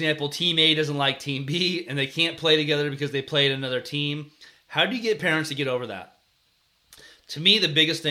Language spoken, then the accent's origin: English; California, United States; We're from California